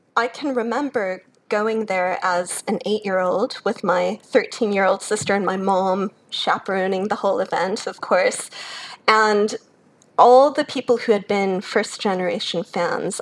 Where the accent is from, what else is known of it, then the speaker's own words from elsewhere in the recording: Chicago, Illinois, United States; moved away as an adult; now in Australia; I grew up in Chicago, born to a German mother, an American father. So I grew up in a bilingual household speaking German at home.